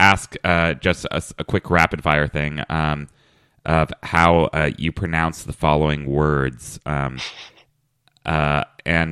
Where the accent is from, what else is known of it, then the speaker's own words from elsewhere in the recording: Lexington, Kentucky, United States; moved away as an adult; now in New York, United States; My hometown is Lexington, Kentucky